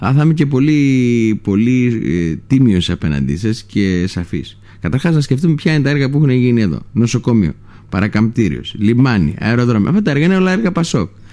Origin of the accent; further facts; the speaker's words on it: Lesbos, North Aegean, Greece; το χωριό μου, το Λέσβου